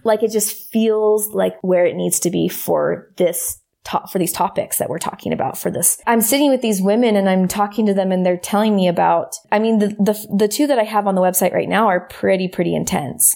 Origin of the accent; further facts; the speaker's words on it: United States; growing up in America and growing up in, in the community that I did